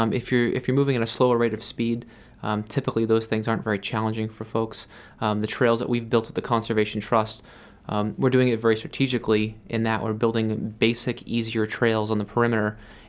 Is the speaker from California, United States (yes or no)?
no; Massachusetts, United States; So I came from Western Mass, where there were trails everywhere and young people, and it was really vibrant outdoor community, And I moved to Maine